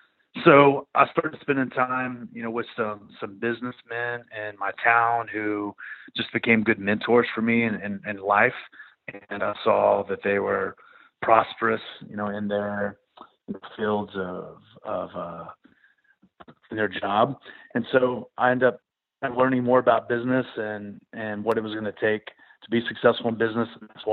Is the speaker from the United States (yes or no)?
yes; Amarillo, Texas, United States; now in Philadelphia, United States; I was born and raised in Amarillo, Texas